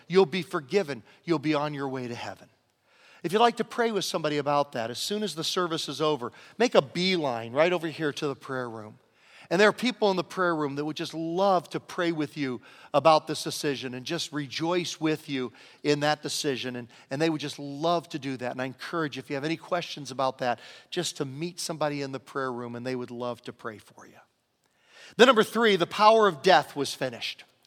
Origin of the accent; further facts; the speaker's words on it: Virginia, United States; moved away; I grew up in Virginia next door